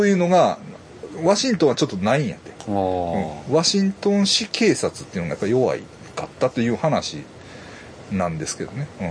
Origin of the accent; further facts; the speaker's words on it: Kobe, Hyogo, Japan; 僕神戸です